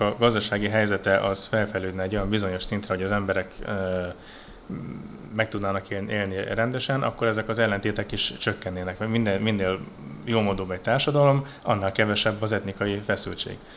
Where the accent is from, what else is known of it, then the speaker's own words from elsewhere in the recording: Budapest, Hungary; moved away as an adult; now in Romania; én magyar vagyok, Budapestről, én Budapesten születtem